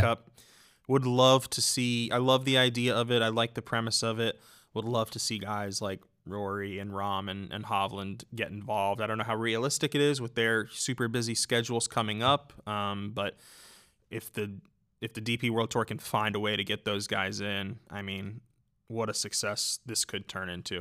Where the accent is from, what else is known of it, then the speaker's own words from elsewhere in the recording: United States; as an American